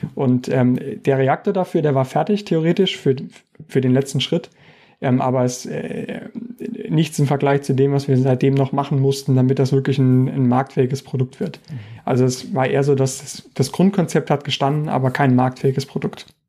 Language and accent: German; Saarland, Germany; moved away as an adult; also born or lived in Karlsruhe; now in Stuttgart, Germany; ich bin ja ursprünglich Saarländer